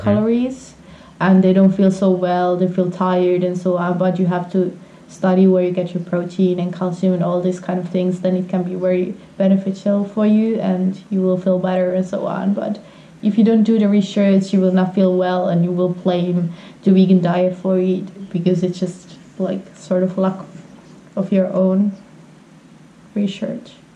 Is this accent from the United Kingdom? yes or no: no; Finland; English is a second language; I'm from Finland.